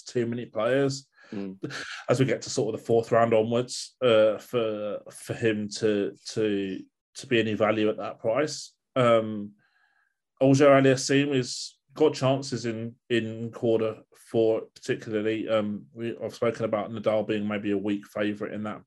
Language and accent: English; United Kingdom; as a Brit